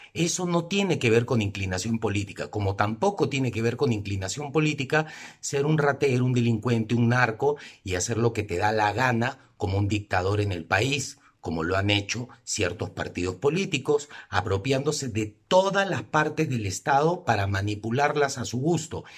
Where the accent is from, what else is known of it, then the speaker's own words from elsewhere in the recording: Peru; como peruanos